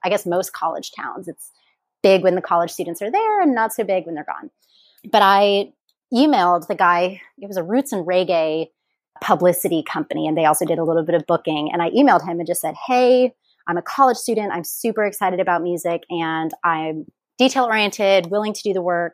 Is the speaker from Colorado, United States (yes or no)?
no; Indianapolis, Indiana, United States; moved away as an adult; also born or lived in Bloomington, Indiana / Los Angeles, California; now in Oahu, United States; So I am from Indianapolis, Indiana. That is where I grew up